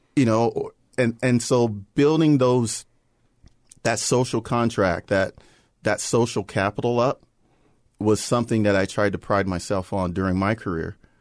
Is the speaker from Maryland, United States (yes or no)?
yes; Prince George's County, Maryland, United States; we grew up in Prince George's County